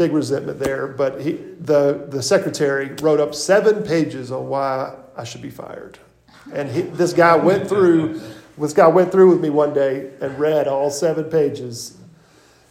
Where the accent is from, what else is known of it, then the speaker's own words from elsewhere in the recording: Irmo, South Carolina, United States; I'm from Irmo.